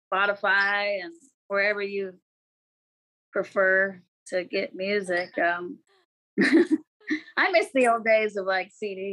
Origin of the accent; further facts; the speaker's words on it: Pacific Northwest, United States; And also growing up in the Northwest with the evergreen trees.